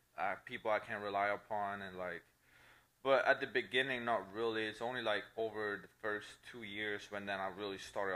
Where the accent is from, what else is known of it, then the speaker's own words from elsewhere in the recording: Italy; accent: Italian; English is a second language; moved away as an adult; also born or lived in Clearwater, Florida; now in United States; I was born and lived in Italy. That's where I'm from.